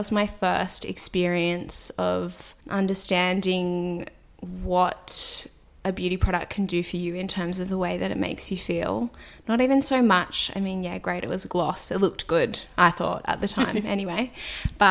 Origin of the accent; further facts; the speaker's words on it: Sydney, New South Wales, Australia; I grew up in Sydney. I grew up in Earlwood, which is sort of inner west